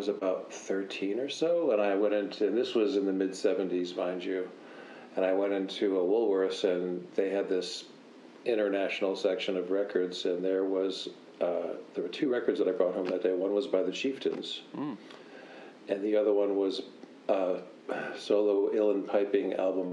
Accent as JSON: {"language": "English", "town": "Utica", "region": "New York", "country": "United States", "tie": "born or raised there", "also_born_or_lived": "Oneonta, New York", "said": "I grew up in upstate New York, in the area around. I was born in the town of Oneonta"}